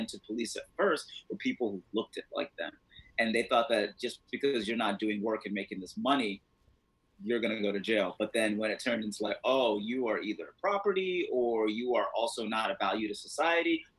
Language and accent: English; Mauritania; now in United States; I'm from Mauritania. When I went back home in December